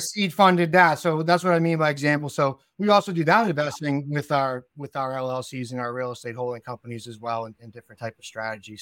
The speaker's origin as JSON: {"language": "English", "area": "South Shore", "region": "Massachusetts", "country": "United States", "accent": "South Shore Massachusetts", "moved": "yes", "lives_now": "New Hampshire, United States", "said": "we're from Massachusetts and we, we moved up to New Hampshire when we were very young"}